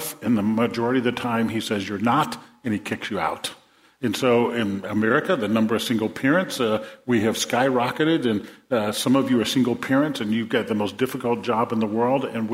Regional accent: New Orleans, Louisiana, United States; When I was a kid growing up in New Orleans

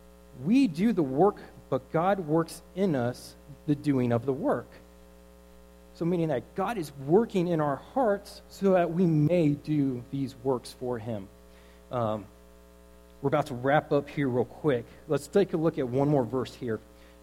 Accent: Killeen, Texas, United States; I grew up in Killeen, so I'm going to put it how we talk out there.

